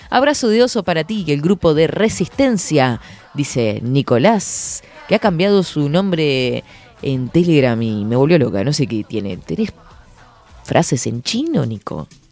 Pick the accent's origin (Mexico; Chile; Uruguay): Uruguay; Fray Marcos, Florida; una chiquilina de Fray Marcos que dice que no sé qué, y que tiene el programa de 10 a 12